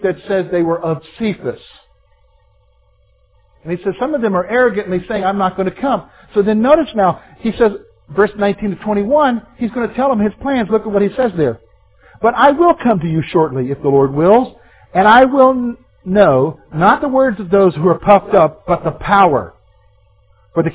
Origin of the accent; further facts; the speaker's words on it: the Carolinas, United States; Growing up in Carolinas